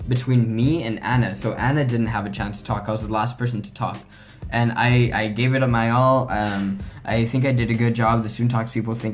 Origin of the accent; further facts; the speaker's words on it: Mexico; hosting it in my hometown